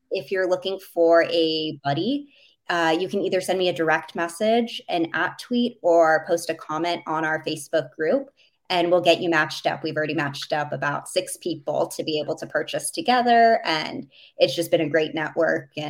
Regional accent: Minneapolis, Minnesota, United States; Um, so I grew up for the most part in Minneapolis. So being from the state of hockey, uh, everyone has always asked me why the Islanders

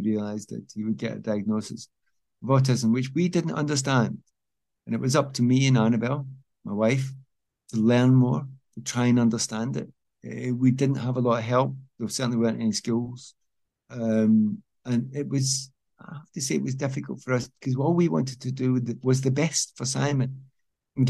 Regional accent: Scotland, United Kingdom; moved away as an adult; also born or lived in England; I'm from Scotland.

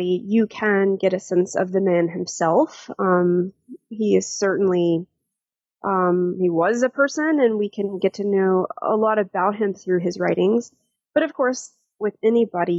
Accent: Jackson, Mississippi, United States; also born or lived in Stirling, Scotland; I'm originally from Jackson, Mississippi

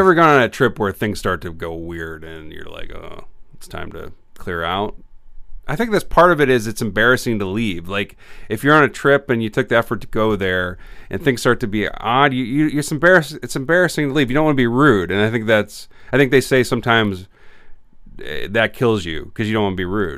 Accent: Illinois, United States; I grew up in Illinois

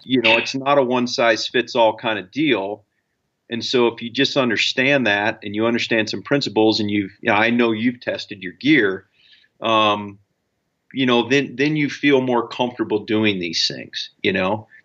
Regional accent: Ohio, United States; I, I grew up in Ohio

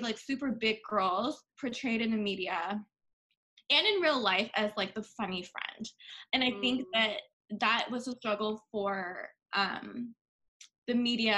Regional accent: Bangkok, Thailand; now in United States; I was born and raised in Bangkok, and in Thailand, I always was raised, thanks to my parents, in like a little bit more of an Americanized environment

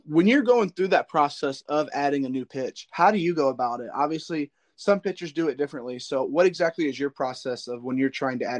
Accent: Indiana, United States; Yeah, I'm from the Northern Indiana area, so I'm close to South Bend, so I get those South Bend channels

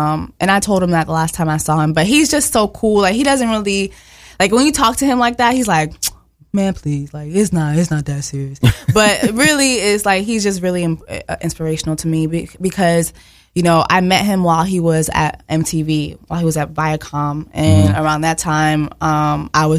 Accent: Miami, Florida, United States; English is a second language; moved away as an adult; also born or lived in Montreal, Canada; now in New York, United States; I was born in Montreal, Canada, but I was raised in Miami

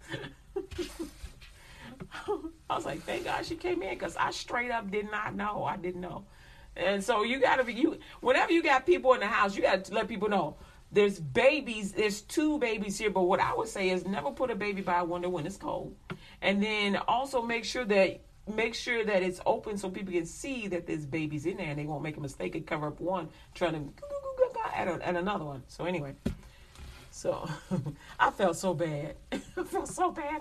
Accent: United States; I'm American

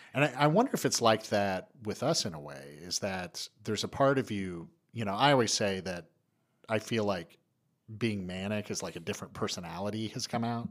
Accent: East Tennessee, United States; moved away; I'm from East Tennessee. It's not a big, big place where I'm from, and I go back, and I'll run into somebody I went to high school

